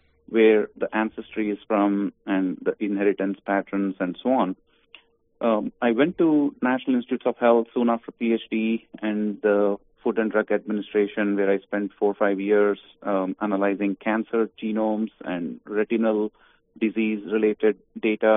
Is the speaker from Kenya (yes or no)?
no; Bangalore, Karnataka, India; moved away as an adult; also born or lived in Virginia; now in United States; I grew up in India, Bangalore, in South India, until I was 22, and I came as a foreign student to Virginia Tech